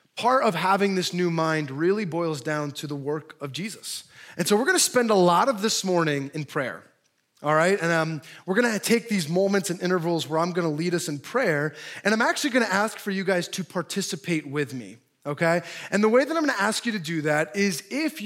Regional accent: Milford, New Jersey, United States; moved away as an adult; also born or lived in Chicago; I'm actually from Jersey. I grew up, born and raised in Milford, a quaint little area.

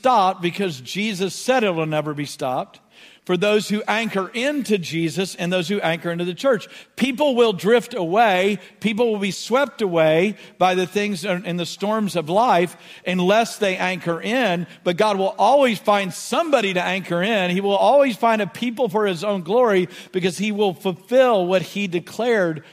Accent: Beaumont, Texas, United States; growing up in Southeast Texas or in Beaumont

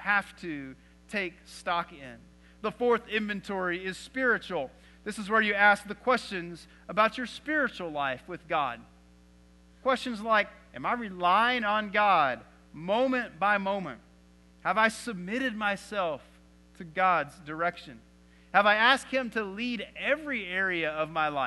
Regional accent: Texas, United States; growing up in Texas

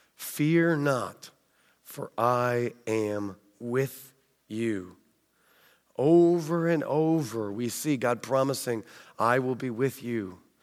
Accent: United States; accent: American; also born or lived in England; my American accent

